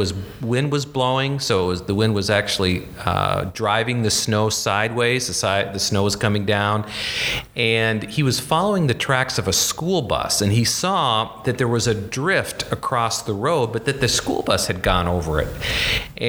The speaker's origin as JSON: {"language": "English", "region": "the Dakotas", "country": "United States", "tie": "born or raised there", "said": "I grew up in the Dakotas, and cold weather is a fact of life."}